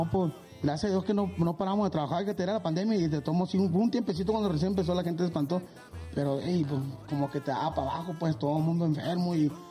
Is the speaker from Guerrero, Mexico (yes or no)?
no; Guasave, Sinaloa, Mexico; now in Chihuahua, Mexico; la gente que nos conoce en Chihuahua, que es donde nosotros radicamos, somos de Sinaloa, mi compadre, Guasave, mi compadre es de Chihuahua.